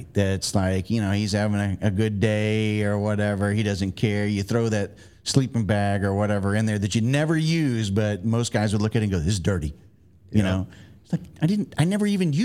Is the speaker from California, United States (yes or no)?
no; Florida, United States; I grew up in Florida